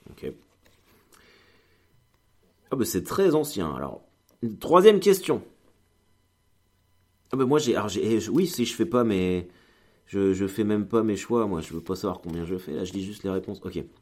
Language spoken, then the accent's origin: French; Normandy, France; Ah, moi, je suis un viking. Je veux dire, euh, je suis de Normandie.